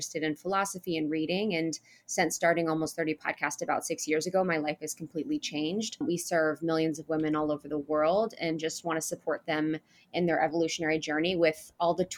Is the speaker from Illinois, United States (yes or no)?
no; Ohio, United States; now in Los Angeles, United States; I grew up in Ohio in a small town.